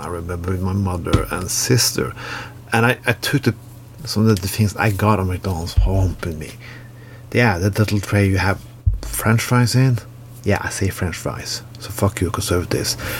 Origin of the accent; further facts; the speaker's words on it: Norway; when I grew up in Norway in the 80s and 90s